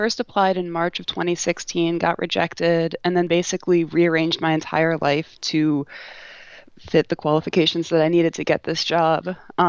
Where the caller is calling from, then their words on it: McMurdo Station, Antarctica; Hi, guys. I'm calling from McMurdo Station in Antarctica.